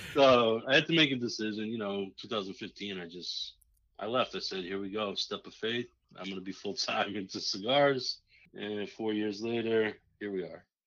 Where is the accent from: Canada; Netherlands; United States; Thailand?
United States; also born or lived in Massachusetts; I grew up in New York and Massachusetts area.